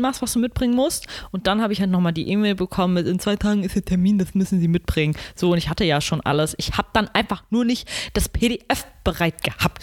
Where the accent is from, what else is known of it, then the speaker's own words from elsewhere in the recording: Germany; Ich, deutsche Kartoffel